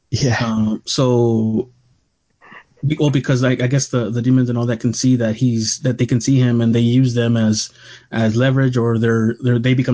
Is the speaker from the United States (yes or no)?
yes; Brooklyn, New York, United States; I'm from Brooklyn. I have been going to Coney Island since I was a kid